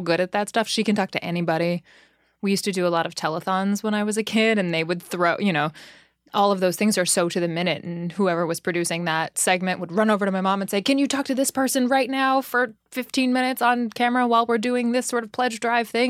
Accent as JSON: {"language": "English", "town": "Los Angeles", "region": "California", "country": "United States", "tie": "born or raised there", "moved": "yes", "lives_now": "New York City, United States", "said": "I grew up in Los Angeles. My whole entire family is from New York, just not me."}